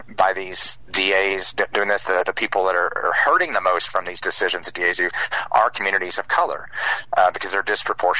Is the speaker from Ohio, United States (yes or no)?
no; Uvalde, Texas, United States; I was born and raised in Uvalde